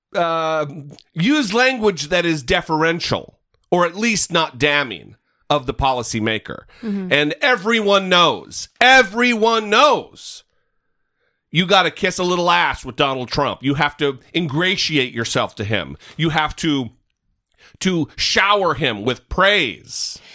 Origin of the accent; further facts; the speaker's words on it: northern Idaho, United States; my hometown in northern Idaho